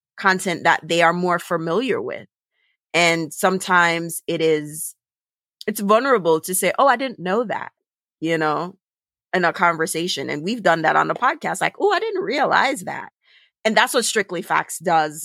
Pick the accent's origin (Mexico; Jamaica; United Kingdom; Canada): Jamaica; now in Brooklyn, United States; i'm an immigrant i'm jamaican i live in brooklyn but i'm caribbean